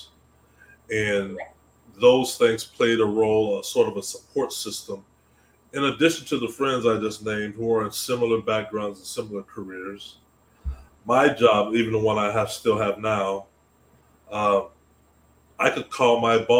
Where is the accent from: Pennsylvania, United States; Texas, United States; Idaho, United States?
Texas, United States; Austin; I'm originally from Austin, Texas, another tech city